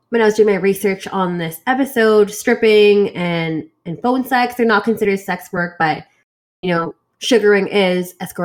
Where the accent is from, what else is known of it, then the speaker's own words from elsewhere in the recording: Canada; I'm Canadian.